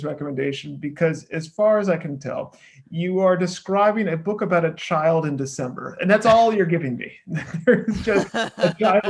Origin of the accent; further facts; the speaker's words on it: Connecticut, United States; also born or lived in Chicago, Illinois / Nashville, Tennessee; now in Los Angeles, United States; I didn't grow up in LA. I'm not from LA. I'm not from California. I was born in Chicago, grew up a little bit in Nashville, moved to Connecticut, grew up mostly there, and then lived in various places and various cities, and then sort of wound our way to Southern California.